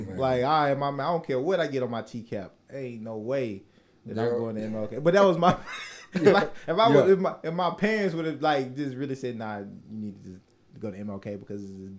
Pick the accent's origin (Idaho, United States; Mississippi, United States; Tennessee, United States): Tennessee, United States; Nashville; growing up in North Nashville